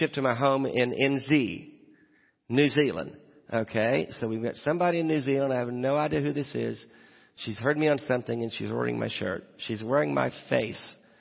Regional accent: Nashville, Tennessee, United States; I'm from Nashville

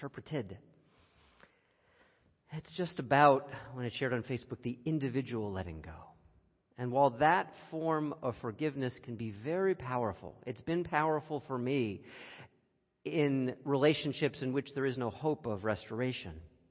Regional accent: United States; as an American

